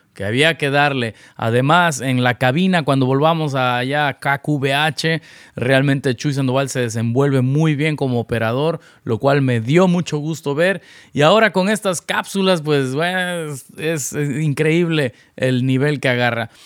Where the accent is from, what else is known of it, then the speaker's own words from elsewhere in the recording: Veracruz, Mexico; now in Los Angeles, United States; mi ciudad natal, Veracruz